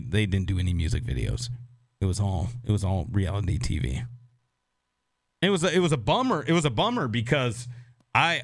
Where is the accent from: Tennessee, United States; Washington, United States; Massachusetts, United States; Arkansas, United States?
Washington, United States; Seattle; now in Nashville, United States; I grew up in Seattle